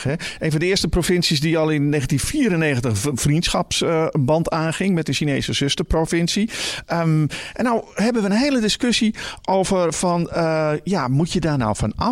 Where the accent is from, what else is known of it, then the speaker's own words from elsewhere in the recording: Limburg, Netherlands; Ik kom uit Limburg, niet Brabant.